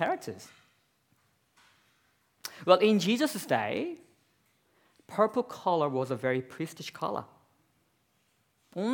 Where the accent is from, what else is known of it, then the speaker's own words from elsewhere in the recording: South Korea; now in Australia; I'm from South Korea myself